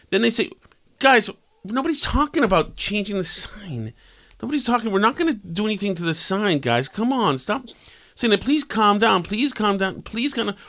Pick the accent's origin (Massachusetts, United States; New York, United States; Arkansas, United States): Massachusetts, United States; Winchester; I'm from Winchester. We had the Winchester Sachems